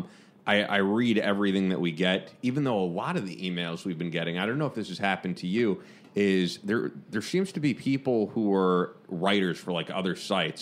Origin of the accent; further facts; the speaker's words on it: New York, United States; for me as a New Yorker.